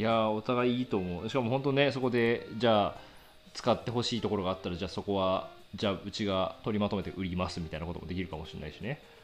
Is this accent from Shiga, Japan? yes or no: no; Yuzawa, Niigata, Japan; moved away; 地元に帰る機会があってその、はい、地元林業会社と製材業者1社しかない